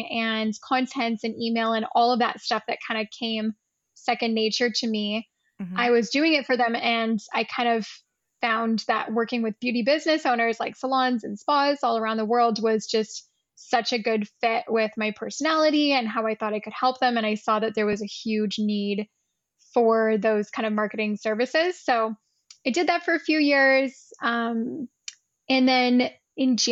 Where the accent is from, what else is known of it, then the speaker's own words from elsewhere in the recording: Canada; also born or lived in Ottawa / Rome; I'm Canadian as well. I'm currently just outside of Toronto, but I live in Ottawa